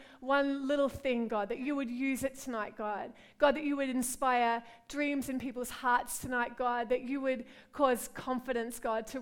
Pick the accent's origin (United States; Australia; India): Australia; moved away as an adult; also born or lived in London; now in Liverpool, United Kingdom; I'm from Australia. You can hear my accent, right?